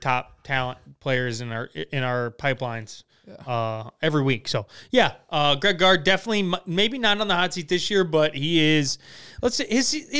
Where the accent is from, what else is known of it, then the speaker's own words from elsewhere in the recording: Florida, United States; I'm from Florida.